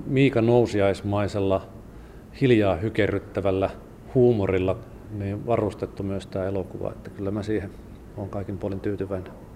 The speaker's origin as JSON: {"language": "Finnish", "town": "Sonkajärvi", "region": "North Savo", "country": "Finland", "tie": "born or raised there", "moved": "yes", "lives_now": "Helsinki, Finland", "said": "Sonkajärvi on kotikunta ja sieltä Sukevan kyliltä on, olen kotoisin"}